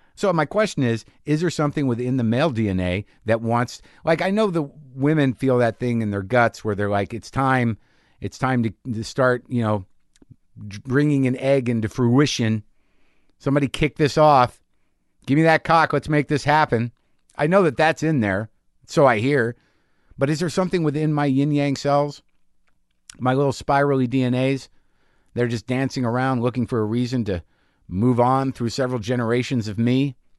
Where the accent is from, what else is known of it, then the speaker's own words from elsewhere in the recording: New Mexico, United States; moved away; also born or lived in Astoria, New York; I grew up in New Mexico, renegade Jews